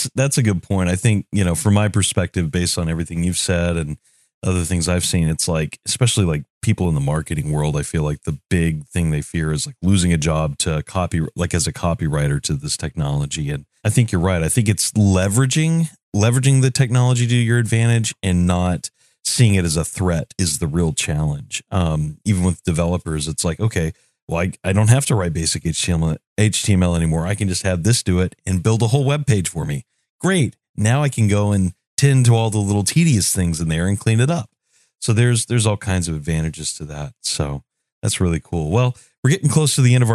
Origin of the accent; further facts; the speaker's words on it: Knoxville, Tennessee, United States; Growing up in Knoxville specifically, I've been out to the Melton Hill RC Air Park.